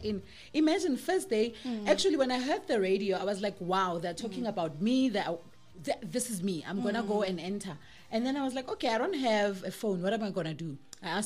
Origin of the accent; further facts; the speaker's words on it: Kagiso, Gauteng, South Africa; I couldn't even string a sentence ka Setswana because I grew up in Kagiso